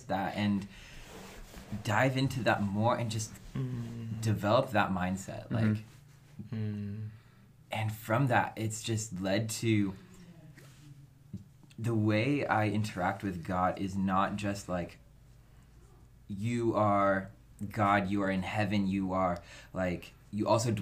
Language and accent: English; Dixon, California, United States; I'm from Dixon. I grew up in the same town that Natalie grew up